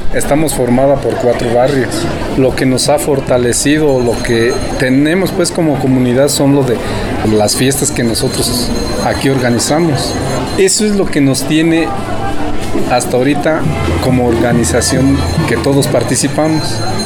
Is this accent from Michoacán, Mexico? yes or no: yes; Cherán, Michoacán, Mexico; yo tal vez viví una juventud pues bien armoniosa, ¿no? Armónica, o sea, las cosas estaban tranquilas aquí